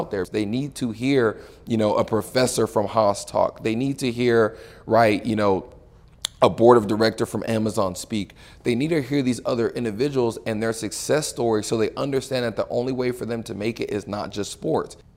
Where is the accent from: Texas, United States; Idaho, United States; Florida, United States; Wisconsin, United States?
Texas, United States; Houston; moved away as an adult; also born or lived in California; born and raised in Houston, Texas